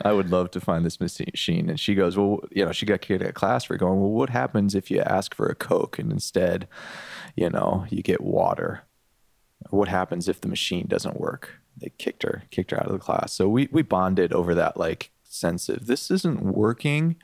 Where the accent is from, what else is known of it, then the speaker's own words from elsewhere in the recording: Detroit, Michigan, United States; I grew up in the Detroit area